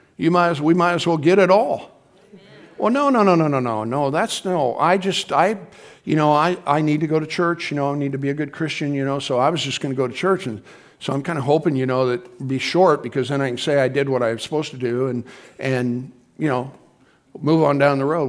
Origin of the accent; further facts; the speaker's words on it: Midwest, United States; We're from the Midwest